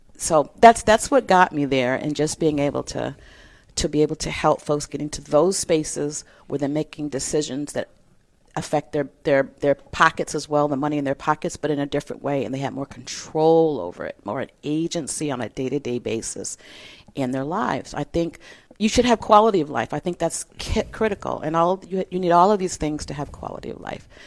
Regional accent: Detroit, Michigan, United States; moved away as an adult; also born or lived in Iowa / Costa Rica; I'm from Detroit, Michigan, born and raised.

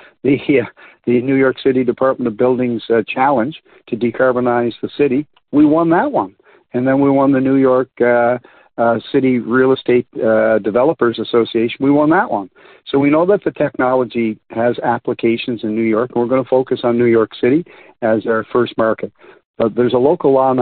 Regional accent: Canada; I'm Canadian.

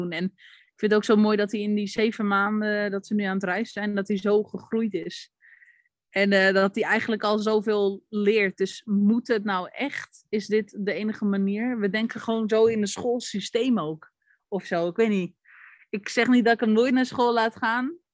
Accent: Netherlands; We zijn Nederlanders, maar...

